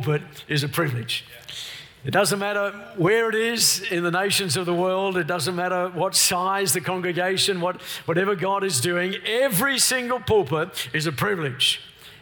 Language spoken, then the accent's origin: English; Melbourne, Victoria, Australia; We're from Melbourne, the lockdown capital of the world